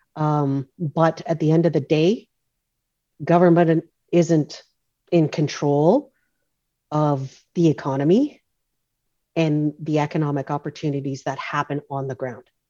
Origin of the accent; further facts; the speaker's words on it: North Vancouver, British Columbia, Canada; I grew up on in Oslahan, the community of Oslahan, which is is uh, part of the, uh, the North Shore uh, traditional territories of the Skoltmish Nation